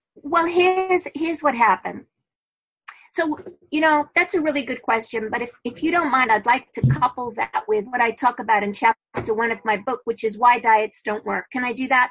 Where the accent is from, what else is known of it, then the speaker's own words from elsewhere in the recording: New York City, New York, United States; I'm originally from Brooklyn